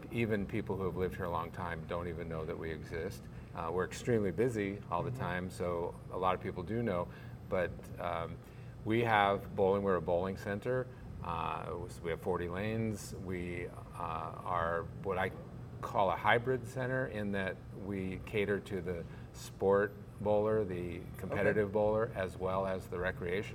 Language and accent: English; San Francisco, California, United States; also born or lived in Seattle, Washington; now in Lake Norman, United States; I moved here 11 years ago from Seattle. And I grew up in San Francisco